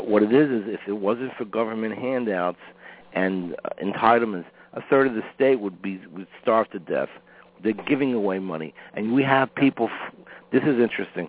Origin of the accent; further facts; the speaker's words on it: New York City, New York, United States; I'm born and raised in Brooklyn, New York